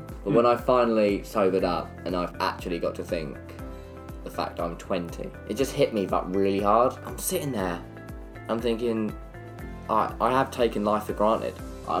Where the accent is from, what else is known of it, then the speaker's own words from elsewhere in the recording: Clacton-on-Sea, East of England, United Kingdom; moved away as an adult; also born or lived in Slough; now in London, United Kingdom; I grew up in Clacton-on-Sea. I was born in Slough.